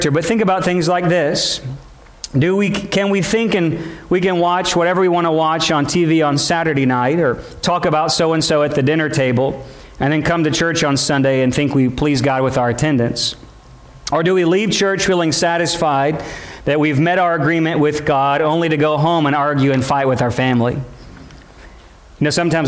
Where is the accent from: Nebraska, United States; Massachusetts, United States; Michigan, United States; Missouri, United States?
Missouri, United States; St. Louis; moved away as an adult; now in Louisiana, United States; I was born on the Louisiana, Arkansas line, lived there till I was 7 and a half and went to Missouri where we lost job in that area. And we moved to St. Louis area